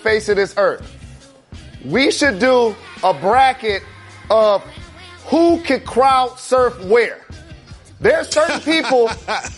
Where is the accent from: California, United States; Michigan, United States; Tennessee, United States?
Michigan, United States; Detroit; my hometown of Detroit